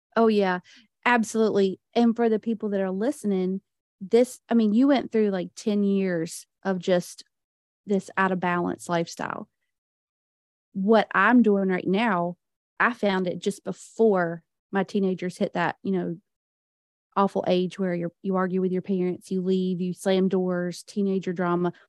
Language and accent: English; the Bible Belt, United States; I was raised in the Bible Belt